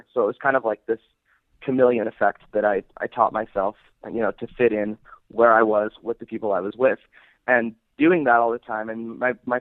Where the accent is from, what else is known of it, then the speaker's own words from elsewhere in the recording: Salt Lake City, Utah, United States; I'm from Salt Lake City, Utah. Growing up here was kind of interesting.